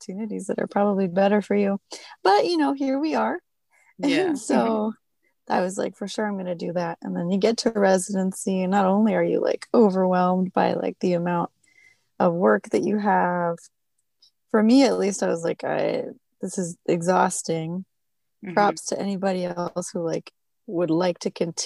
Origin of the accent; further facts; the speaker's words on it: Tucson, Arizona, United States; moved away as an adult; now in Virginia, United States; I'm originally from Tucson, Arizona, where I was born and raised